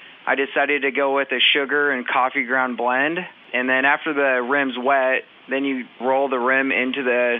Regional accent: Seattle, Washington, United States; moved away as an adult; now in Beaumont, United States; I'm actually from Seattle, Washington.

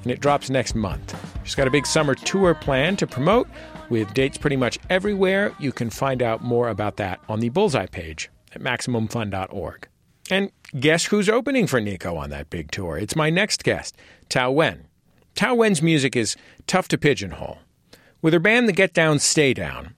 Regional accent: California, United States; I'm from California

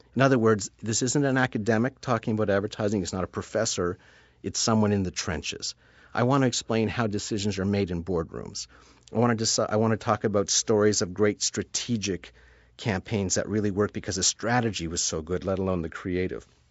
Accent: Sudbury, Ontario, Canada; now in Toronto, Canada; I grew up in Sudbury, Ontario, which is five hours north of where I'm sitting right now in Toronto

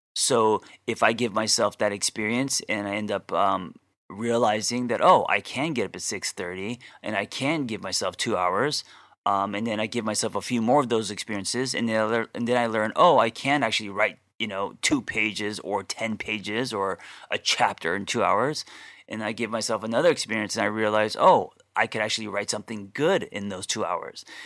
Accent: Glendale, California, United States; I grew up in Glendale

